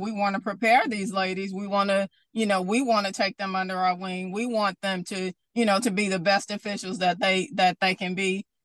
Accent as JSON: {"language": "English", "town": "Bastrop", "region": "Louisiana", "country": "United States", "tie": "born or raised there", "also_born_or_lived": "Baton Rouge", "moved": "yes", "said": "Growing up in Bastrop, Louisiana, North Louisiana, you know, I grew up watching Louisiana Tech"}